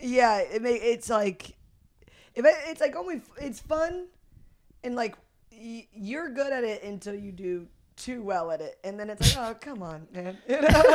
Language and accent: English; St. Louis, Missouri, United States; Saint Louis, Missouri.